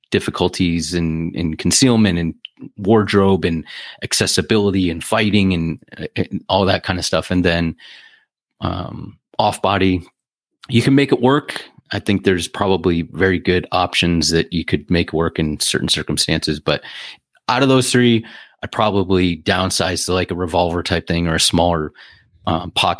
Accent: Ohio, United States; moved away as an adult; also born or lived in California; I moved back here from California. So, and it wasn't for the weather. So, in you know, Ohio

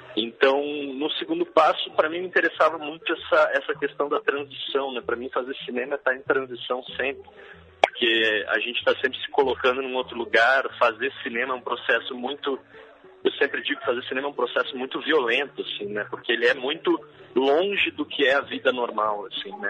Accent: Gaúcho, Rio Grande do Sul, Brazil; na minha vida como como gaúcho e como brasileiro

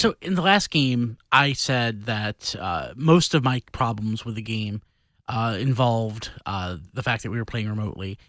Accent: the Bible Belt, United States; growing up in the Bible Belt, in the thickest, thickest part of the Bible Belt

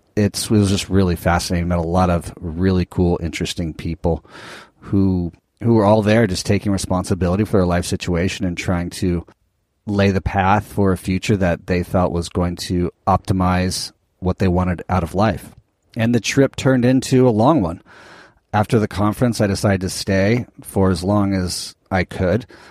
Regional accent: Southern California, United States; growing up in Southern California

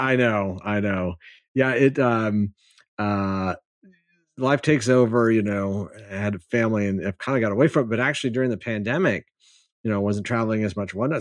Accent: Michigan, United States; moved away as an adult; now in San Antonio, United States; I grew up in Michigan

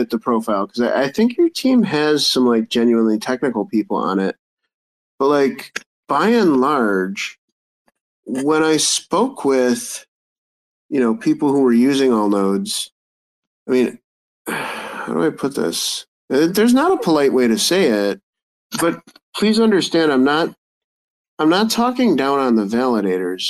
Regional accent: United States; I'm American

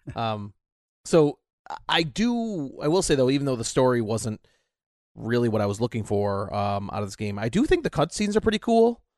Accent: United States

